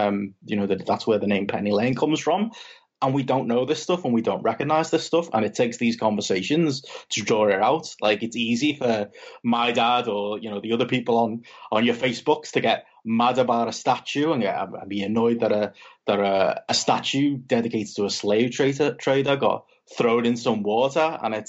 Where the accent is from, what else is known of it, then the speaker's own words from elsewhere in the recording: England, United Kingdom; now in Liverpool, United Kingdom; as a English white male